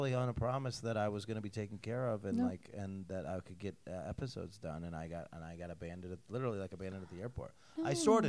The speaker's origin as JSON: {"language": "English", "region": "Northeast", "country": "United States", "said": "I'm from the Northeast"}